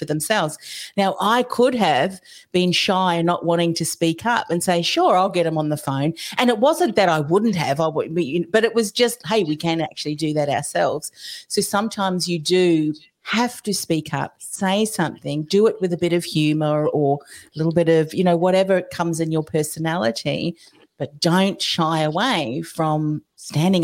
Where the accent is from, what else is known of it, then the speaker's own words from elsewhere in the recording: New Zealand; now in Australia; I'm originally from New Zealand